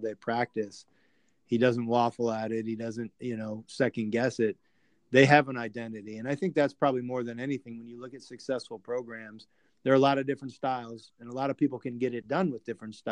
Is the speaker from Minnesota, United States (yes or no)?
no; Northwest Indiana, United States; I grew up in Northwest Indiana, about 25 minutes east of Valparaiso University